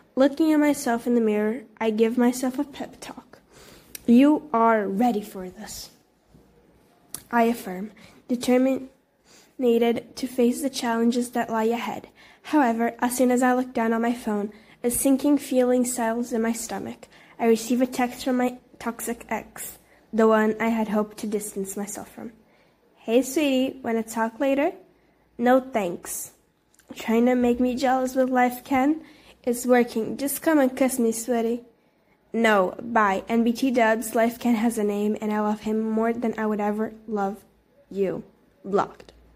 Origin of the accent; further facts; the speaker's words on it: Brazil; English is a second language; I'm actually from Brazil